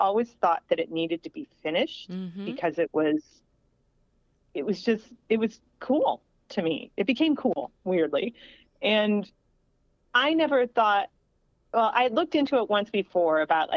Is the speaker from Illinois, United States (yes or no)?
yes; Springfield, Illinois, United States; that's where I grew up in Illinois, Springfield, Illinois